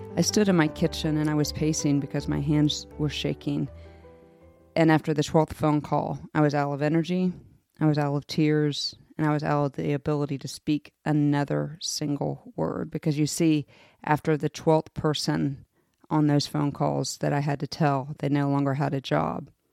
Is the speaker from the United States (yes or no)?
yes; United States; As an American